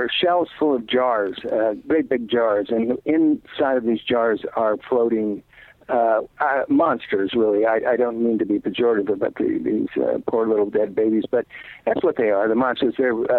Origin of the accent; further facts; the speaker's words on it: United States; as an American citizen